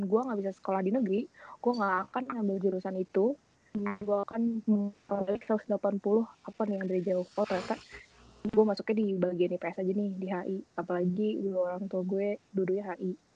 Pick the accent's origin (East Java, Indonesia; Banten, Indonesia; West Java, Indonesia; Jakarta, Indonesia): West Java, Indonesia; Bandung; Saya asal dari Bandung.